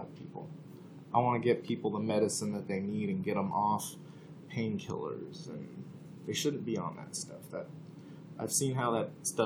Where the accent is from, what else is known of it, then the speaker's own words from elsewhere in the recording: Oregon, United States; moved away as an adult; also born or lived in Portland, Oregon; now in Alaska, United States; I'm from Oregon too